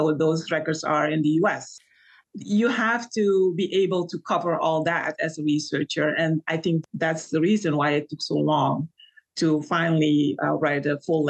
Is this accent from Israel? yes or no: no; Suriname; I mentioned that I was from Suriname.